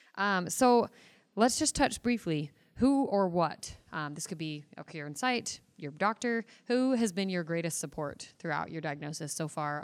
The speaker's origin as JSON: {"language": "English", "town": "Mesa", "region": "Arizona", "country": "United States", "said": "I am from Mesa, Arizona"}